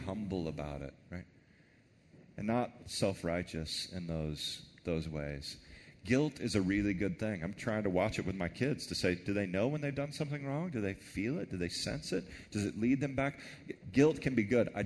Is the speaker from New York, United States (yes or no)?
no; Texas, United States; I'm from Texas